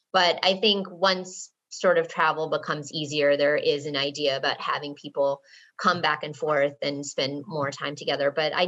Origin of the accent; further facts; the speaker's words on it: Watertown, Massachusetts, United States; So I grew up and live in Watertown, Massachusetts, which is like a first ring suburb outside of Boston.